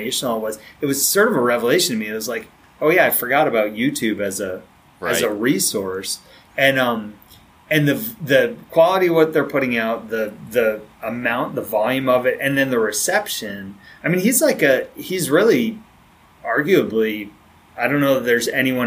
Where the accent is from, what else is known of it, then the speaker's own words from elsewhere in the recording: outside of Boston, Massachusetts, United States; when I was growing up outside of Boston